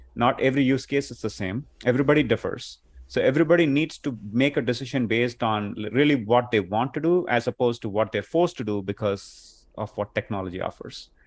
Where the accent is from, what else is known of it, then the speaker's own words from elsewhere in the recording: India; moved away as an adult; now in Chicago, United States; I'm originally from India, and I've been here in Chicago for the past, uh, twenty-plus years